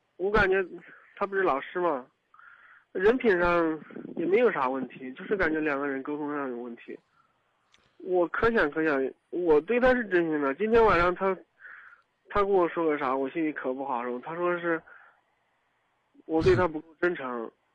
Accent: Kaifeng, Henan, China; also born or lived in Dengfeng; 我家是开封的，我在登封上班儿

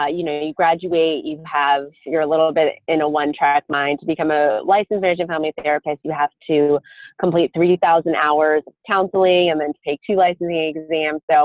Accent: Pasadena, California, United States; Fuller Seminary, which is in my hometown, Pasadena

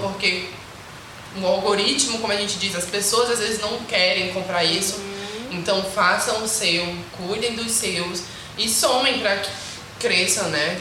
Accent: Bacuri, Maranhão, Brazil; eu vim do Bacuri, que querendo ou não é um bairro emergente

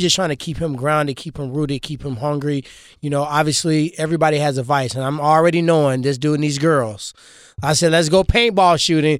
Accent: Ferguson, Missouri, United States; I grew up in Ferguson.

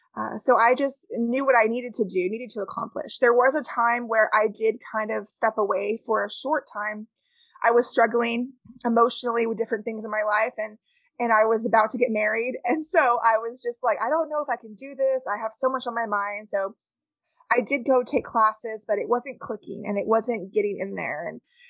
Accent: California, United States; moved away; I am from California originally, and that's where I grew up.

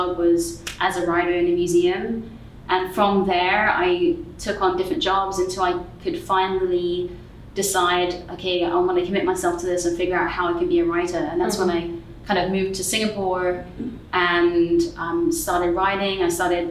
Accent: London, United Kingdom; now in United States; growing up in London, and then I moved from London to the States.

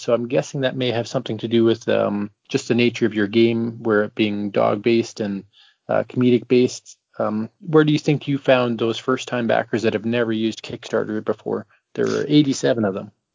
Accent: Canada; I'm from Canada

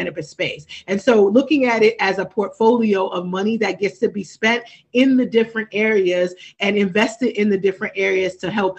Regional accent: Trenton, New Jersey, United States; I know growing up in Trenton.

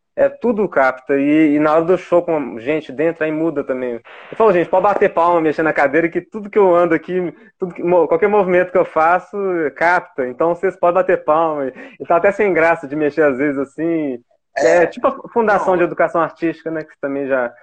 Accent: Itabirito, Minas Gerais, Brazil; now in Ouro Preto, Brazil; Eu sou daqui, né, de Ouro Preto. Morei quase a vida é. inteira em Itabirito

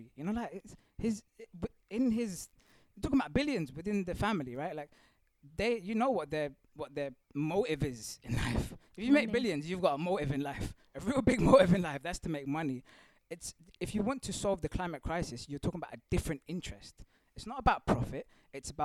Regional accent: Mauritius; I'm of African descent. I also have South Asian ancestry, but I'm from Mauritius, East Africa.

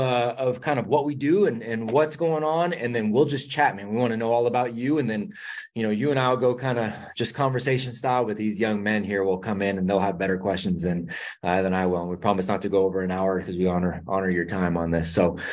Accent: Vacaville, California, United States; now in North Carolina, United States; but yeah, I grew up in Vacaville. So I know you're familiar with it. So I grew up in Vacaville.

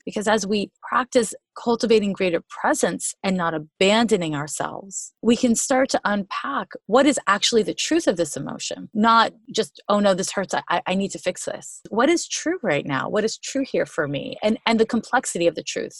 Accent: Montreal, Quebec, Canada; moved away as an adult; now in United States; I'm from Montreal, Quebec. I've been in the US for like 25 years

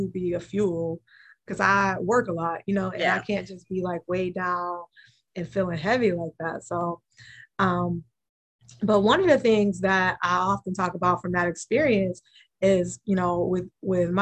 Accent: Cleveland, Ohio, United States; I'm from Cleveland

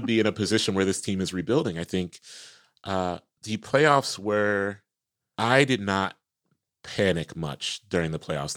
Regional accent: Columbus, Ohio, United States; I'm from Columbus, you know, where O S U football is

